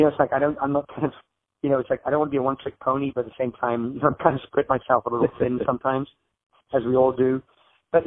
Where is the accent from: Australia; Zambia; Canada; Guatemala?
Zambia; now in United States; I grew up in Zambia in Africa, is where I was born and raised.